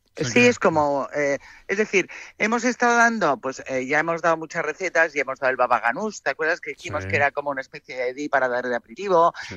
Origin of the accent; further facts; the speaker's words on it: Madrid, Community of Madrid, Spain; Yo soy más paleta, soy más de Madrid, de menos gente, que, que somos 6 millones.